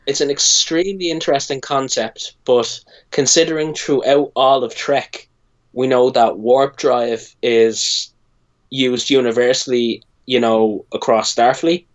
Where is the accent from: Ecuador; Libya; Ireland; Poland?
Ireland; I'm Irish.